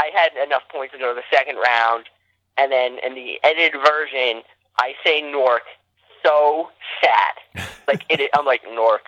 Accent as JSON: {"language": "English", "area": "outside Newark", "region": "New Jersey", "country": "United States", "tie": "born or raised there", "said": "I literally grew up, like, one town away from Newark, New Jersey"}